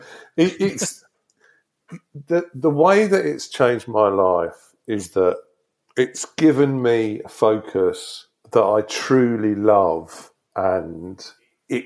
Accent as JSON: {"language": "English", "area": "Devon", "region": "South West England", "country": "United Kingdom", "tie": "born or raised there", "also_born_or_lived": "Exeter / California", "moved": "as an adult", "lives_now": "Brighton, United Kingdom", "said": "I grew up in Devon."}